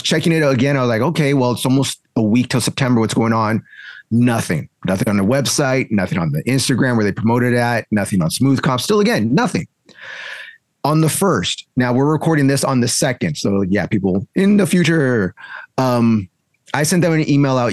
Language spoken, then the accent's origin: English; the Bay Area, California, United States; also born or lived in South Bay; now in Southern California, United States; I'm from the Bay